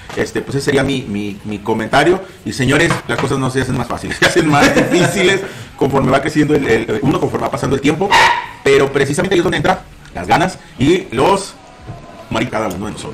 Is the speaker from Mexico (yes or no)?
yes; Mexico; si algo tenemos nosotros como mexicanos, lo decíamos, somos muy chambeadores